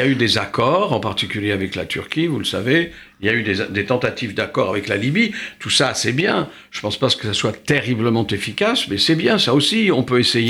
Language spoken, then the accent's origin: French; France; chez nous en France